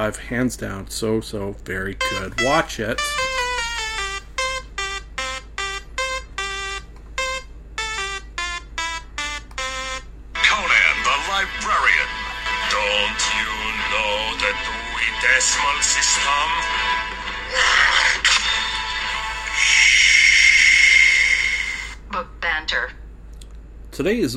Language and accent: English; Canada; being a Canadian